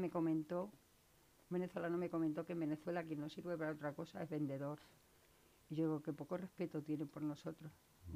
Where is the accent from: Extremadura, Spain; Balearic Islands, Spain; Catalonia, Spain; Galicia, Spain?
Extremadura, Spain; Valle del Jerte; accent: Extremaduran; moved away as an adult; now in Leganés, Spain; Yo soy extremeña, como delata mi acento.